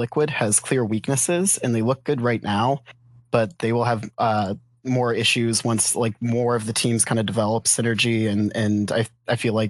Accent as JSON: {"language": "English", "region": "Massachusetts", "country": "United States", "tie": "born or raised there", "lives_now": "Cincinnati, United States", "said": "I'm from Cincinnati, Ohio, but shout out to Mark. I actually grew up around Boston."}